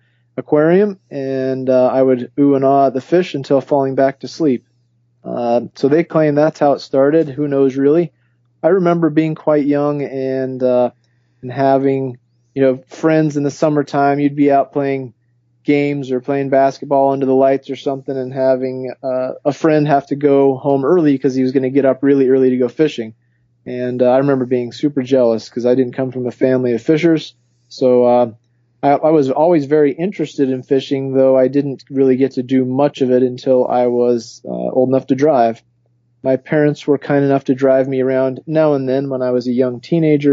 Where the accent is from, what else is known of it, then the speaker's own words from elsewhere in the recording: Taylorsville, Utah, United States; also born or lived in Sandy, Utah; I grew up in Utah. Yes, I grew up in Taylorsville and Sandy, Utah